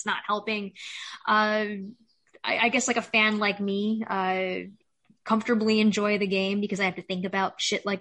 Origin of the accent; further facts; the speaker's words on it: Chicago, Illinois, United States; born and raised in Chicago